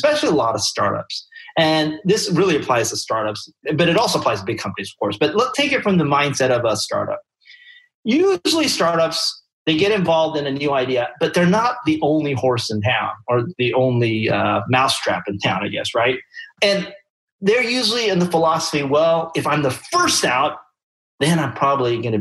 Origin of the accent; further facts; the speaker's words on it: Taiwan; moved away; I'm from Taiwan. I grew up there